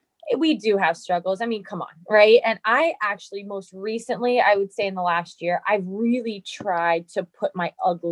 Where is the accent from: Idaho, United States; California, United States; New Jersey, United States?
New Jersey, United States; also born or lived in East Coast; I'm from New Jersey